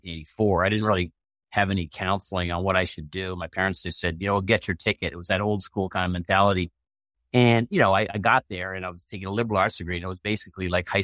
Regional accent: Maine, United States; we had 29 boat builders on the island I grew up with in Maine

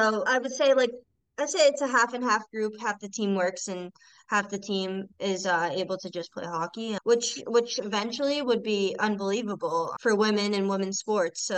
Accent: Milton, Massachusetts, United States; I'm from Milton, Mass

